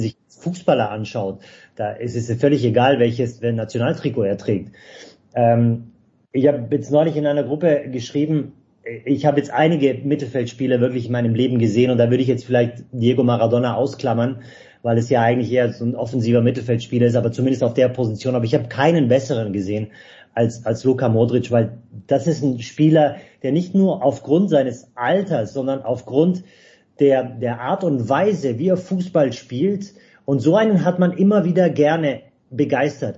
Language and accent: German; Stuttgart, Baden-Württemberg, Germany; ich bin in der Stadt geboren